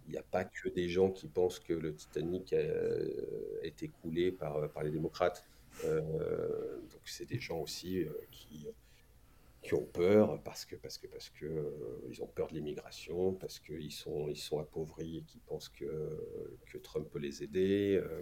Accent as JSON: {"language": "French", "country": "France", "also_born_or_lived": "New York", "moved": "as an adult", "said": "en tant que Français"}